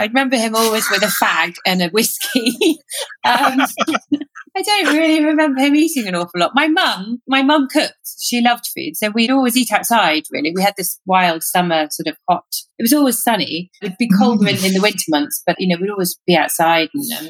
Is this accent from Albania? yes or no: no; Zimbabwe; born there; also born or lived in Botswana; Well, I was born in Zimbabwe and grew up for a while in Botswana.